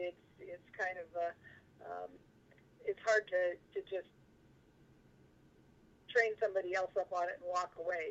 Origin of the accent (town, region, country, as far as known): Owl Creek, Wyoming, United States; born or raised there; also born or lived in Lander, Wyoming